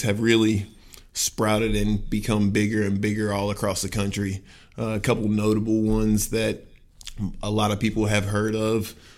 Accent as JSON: {"language": "English", "town": "Sanford", "region": "North Carolina", "country": "United States", "tie": "born or raised there", "said": "I was born and raised in Sanford, North Carolina."}